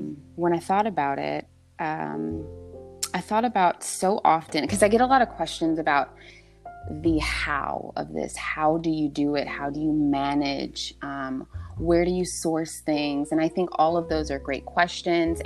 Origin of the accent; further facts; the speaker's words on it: Southern California, United States; moved away as an adult; also born or lived in the South; I'm from Southern California, and, I found myself in the South